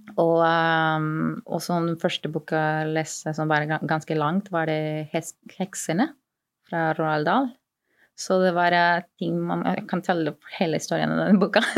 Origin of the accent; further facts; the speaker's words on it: Peru; accent: lapskaus-dialekt; Norwegian is a second language; moved away as an adult; also born or lived in Kristiansund / Kristiansand; now in Oslo, Norway; jeg er opprinnelig fra Peru. Jeg kom til Norge litt over fire år siden